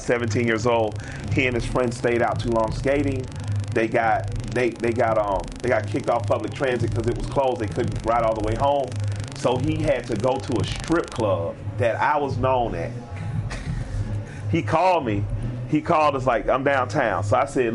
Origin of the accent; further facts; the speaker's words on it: United States; As an American, born on American soil